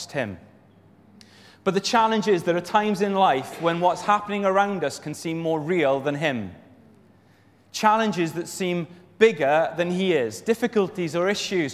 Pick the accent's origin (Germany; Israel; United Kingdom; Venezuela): United Kingdom; Wales; I'm from Wales